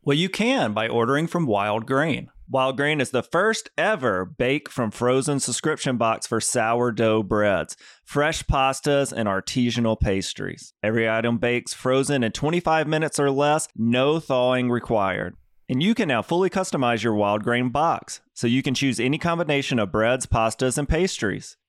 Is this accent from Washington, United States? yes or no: no; Mississippi, United States; moved away; I'm from Mississippi originally